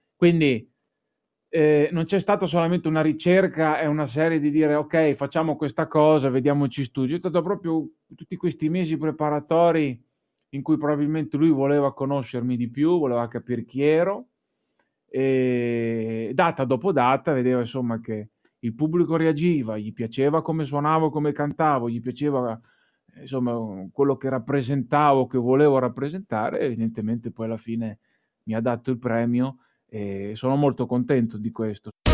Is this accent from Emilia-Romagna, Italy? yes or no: yes; Emilia-Romagna, Italy; io da buon Emiliano Romagnolo